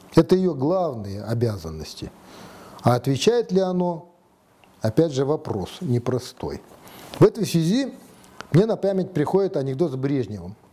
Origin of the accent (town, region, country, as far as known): Kazakhstan